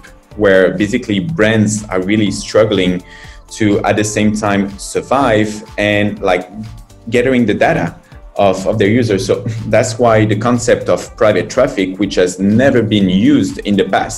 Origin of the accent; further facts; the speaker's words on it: France; moved away as an adult; now in China; I'm from France. I've been in China and started this adventure 9 years ago.